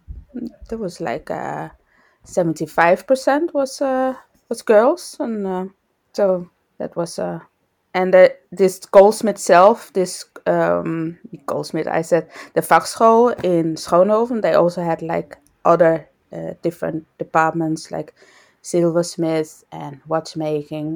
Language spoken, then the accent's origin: English; Denmark; moved away as an adult; also born or lived in Netherlands; now in Amsterdam, Netherlands; I'm from Denmark. I'm born in Denmark, and I just got out of high school